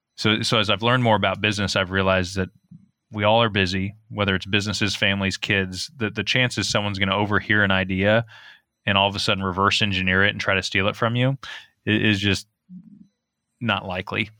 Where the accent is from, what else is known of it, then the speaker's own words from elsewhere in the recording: outside of Eugene, Oregon, United States; I grew up outside of Eugene